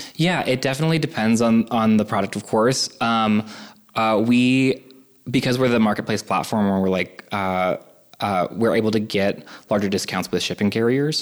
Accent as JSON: {"language": "English", "region": "California", "country": "United States", "tie": "born or raised there", "also_born_or_lived": "New York / Boston", "moved": "yes", "lives_now": "Cleveland, United States", "said": "I grew up in California originally, then then to New York and Boston"}